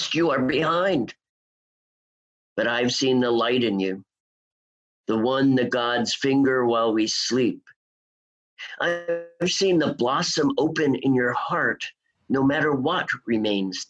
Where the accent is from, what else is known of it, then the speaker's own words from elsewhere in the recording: New York City, New York, United States; also born or lived in Seattle; my hometown, New York City